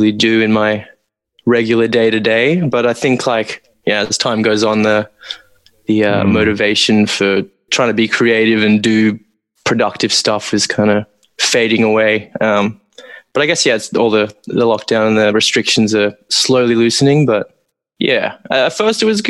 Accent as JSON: {"language": "English", "town": "Sydney", "region": "New South Wales", "country": "Australia", "moved": "as an adult", "lives_now": "Melbourne, Australia", "said": "we're originally Sydney boys, but both Josh and I have made the move to Melbourne like 2 or 3 years ago now"}